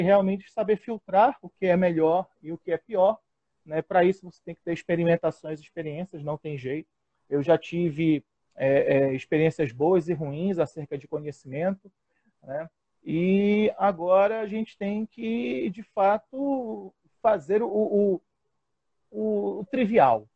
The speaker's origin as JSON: {"language": "Portuguese", "region": "Pará", "country": "Brazil", "also_born_or_lived": "Florianópolis, Santa Catarina", "said": "Sou paraense, com muito orgulho"}